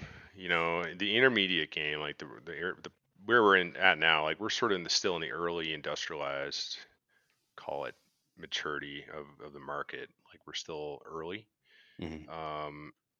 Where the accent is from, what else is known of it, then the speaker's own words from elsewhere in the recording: Canada; I don't know. I'm Canadian.